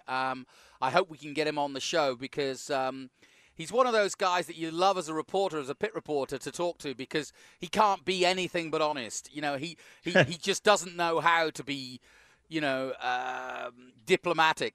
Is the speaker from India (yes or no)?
no; United Kingdom; as a Brit